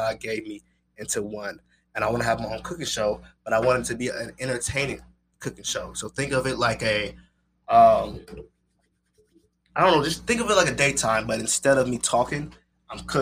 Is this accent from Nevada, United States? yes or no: yes; Las Vegas, Nevada, United States; I'm from Vegas. I'm a Vegas boy